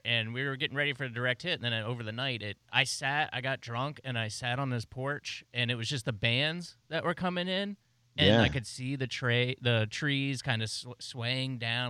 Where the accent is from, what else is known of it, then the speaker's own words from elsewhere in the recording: Florida, United States; I'm from Florida